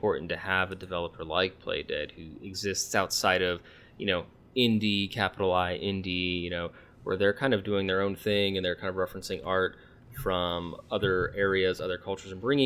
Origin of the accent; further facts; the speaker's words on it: United States; we're Americans